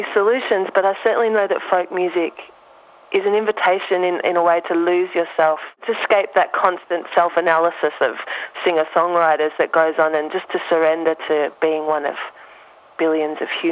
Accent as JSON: {"language": "English", "country": "Australia", "accent": "Australian", "said": "I had an Australian accent"}